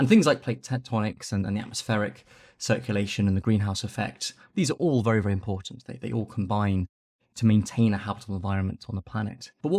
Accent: Nairobi, Kenya; I grew up in Nairobi in Kenya when my family was living overseas.

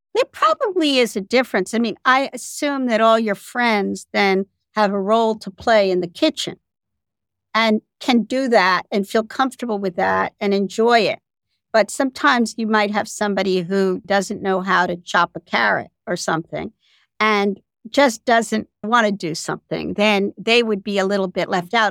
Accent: United States; I'm still an American

